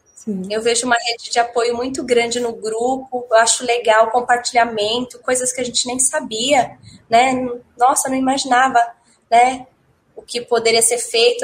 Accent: Guarulhos, São Paulo, Brazil; also born or lived in Minas Gerais; sou de São Paulo, eu sou de Guarulhos

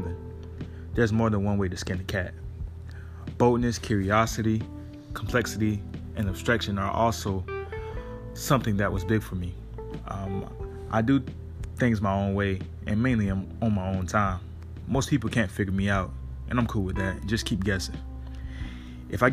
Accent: Savannah, Georgia, United States; I'm from Savannah, Georgia, about 4 hours southeast of Atlanta

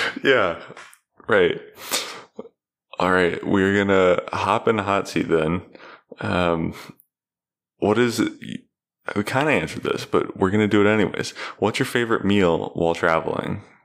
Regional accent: Cincinnati, Ohio, United States; I I grew up in Cincinnati

